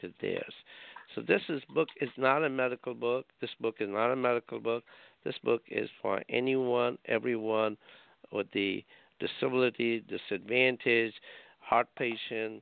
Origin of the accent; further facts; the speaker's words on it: India; now in Rhode Island, United States; I was born in India. I grew up in India.